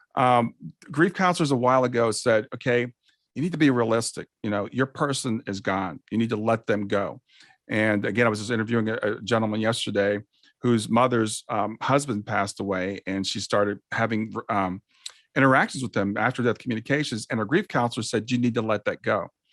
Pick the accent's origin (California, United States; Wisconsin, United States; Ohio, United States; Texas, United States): Ohio, United States; Columbus; I grew up in Columbus, Ohio.